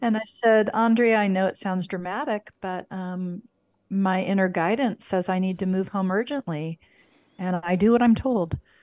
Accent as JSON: {"language": "English", "town": "St. Louis", "region": "Missouri", "country": "United States", "tie": "born or raised there", "also_born_or_lived": "Boulder Creek, California", "moved": "as an adult", "lives_now": "Washington, Missouri, United States", "said": "I was born in Saint Louis"}